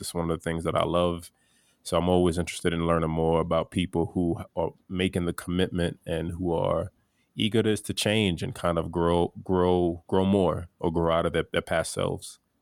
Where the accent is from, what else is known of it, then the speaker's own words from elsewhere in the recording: United States; my family comes from Haiti. I'm first generation American. And although I was born here